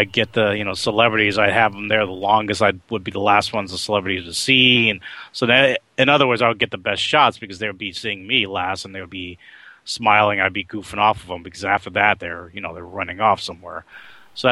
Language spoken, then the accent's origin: English; Oakland, California, United States; also born or lived in New York City, New York, United States; my being raised in Oakland